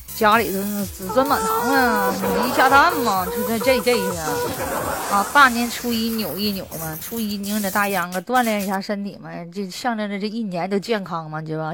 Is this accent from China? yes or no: yes; Northeast China, China; 这是俺们东北人说的